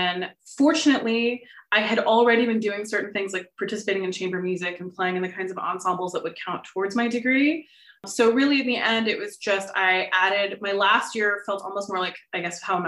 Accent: Austin, Texas, United States; moved away as an adult; also born or lived in Los Angeles, California; now in Columbus, United States; I'm originally from Austin, Texas, one of the few people that actually is from there

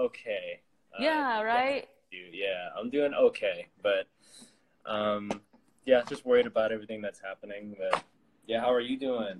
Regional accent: San Diego, California, United States; I'm from San Diego, California.

